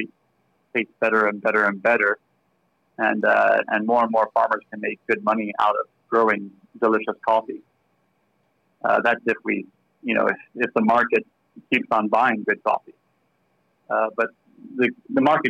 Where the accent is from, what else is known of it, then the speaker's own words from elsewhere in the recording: Bermuda; accent: slight American; moved away as an adult; now in Australia; I am Australian, but I grew up in Bermuda in the Caribbean, and I came over here as soon as I could when I was 24